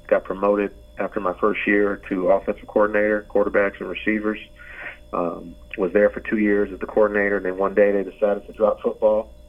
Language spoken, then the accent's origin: English; Oakland, California, United States; moved away; when I was growing up, I grew up in Oakland